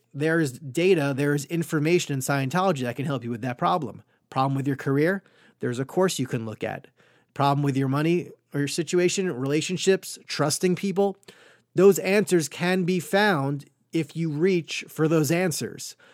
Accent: Great Neck, New York, United States; moved away; I am from Great Neck, New York, Long Island, a lovely Jewish upbringing

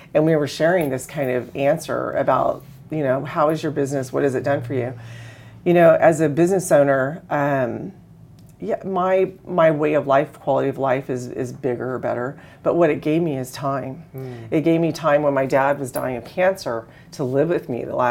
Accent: Texas, United States; moved away; I grew up in Texas

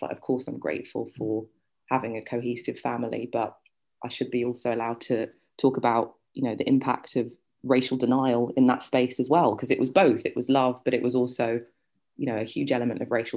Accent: Sutton, London, United Kingdom; also born or lived in Surrey / Ireland; I grew up in Sutton

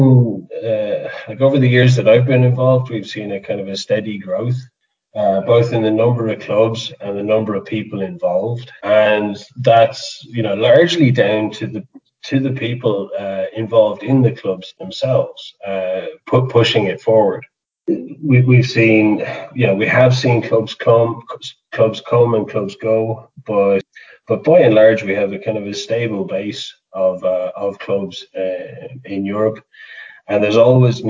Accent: Limerick, Munster, Ireland; now in Carlow, Ireland; I'm originally from Limerick, but yeah, Carlow's home, Carlow Wicklow border.

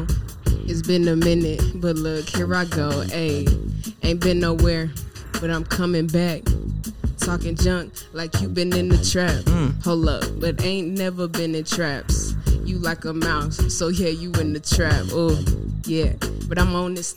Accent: Detroit, Michigan, United States; I'm from Detroit, Michigan. You feel me? 313, my city to the day

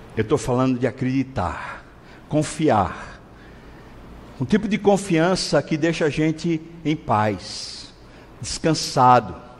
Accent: Recife, Pernambuco, Brazil; eu sou recifense, nascido em Recife

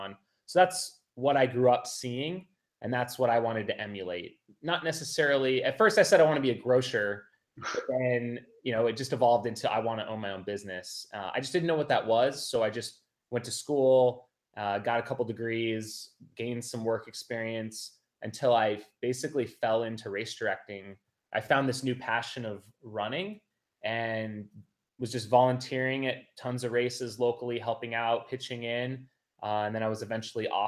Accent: Phoenix, Arizona, United States; I grew up in Phoenix, Arizona

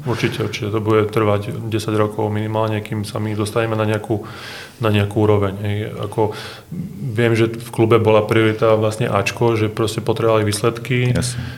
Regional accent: Hranovice, Prešov Region, Slovakia; U nás na dedine v Hranovici som bol futbalový brankár

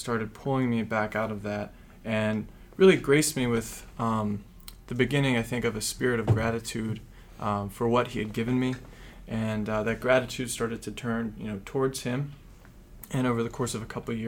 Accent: Pittsburgh, Pennsylvania, United States; moved away as an adult; now in Philadelphia, United States; I'm actually from the Pittsburgh Diocese

